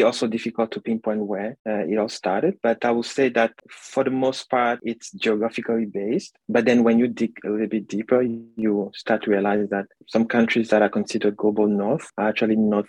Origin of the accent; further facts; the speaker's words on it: Cameroon; moved away as an adult; now in Toronto, Canada; I'm originally from Cameroon